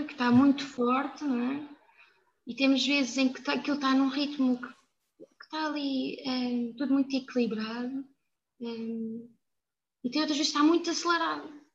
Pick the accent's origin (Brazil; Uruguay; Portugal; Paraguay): Portugal; São Miguel de Machede, Alentejo; eu vivi numa aldeia muito pequena, que é São Miguel de Machado, é de Évora, mas que é, é muito rica, principalmente na minha altura, quando eu era pequena